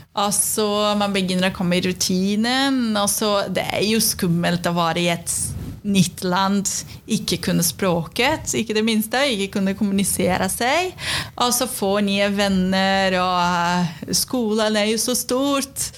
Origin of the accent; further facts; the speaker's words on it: Brazil; Norwegian is a second language; also born or lived in Sweden; now in Norway; så er jeg fra Brasil.